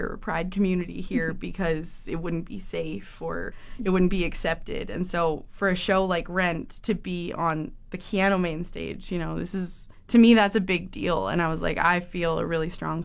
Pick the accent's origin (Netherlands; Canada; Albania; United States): Canada; Camrose, Alberta; moved away as an adult; now in Fort McMurray, Canada; I'm actually from Camrose, so Big Valley Jamboree. I grew up there with my husband